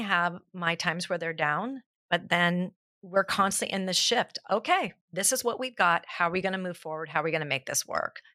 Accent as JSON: {"language": "English", "town": "South Pasadena", "region": "California", "country": "United States", "tie": "born or raised there", "said": "I'm actually born and raised in South Pasadena, so I am a local through and through."}